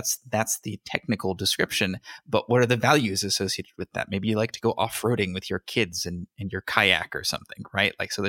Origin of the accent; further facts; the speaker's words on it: California, United States; born there; I was born in California.